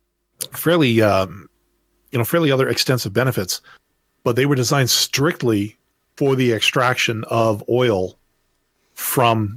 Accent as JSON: {"language": "English", "region": "Manitoba", "country": "Canada", "tie": "born or raised there", "also_born_or_lived": "Alberta", "moved": "yes", "said": "I was born in Manitoba, which is, well, that's the province that's next door to Ontario"}